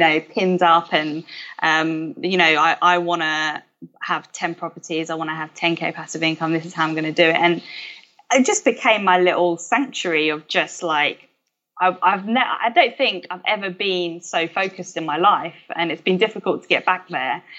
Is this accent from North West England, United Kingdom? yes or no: no; London, United Kingdom; I grew up in South East London